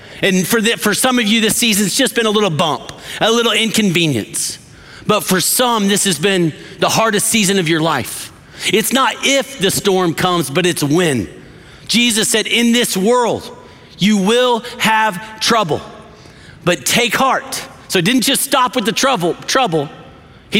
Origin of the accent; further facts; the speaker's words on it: West Texas, United States; I grew up in West Texas